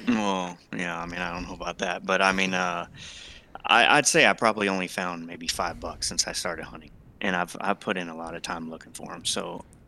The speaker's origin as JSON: {"language": "English", "region": "Texas", "country": "United States", "tie": "born or raised there", "said": "I grew up in Texas"}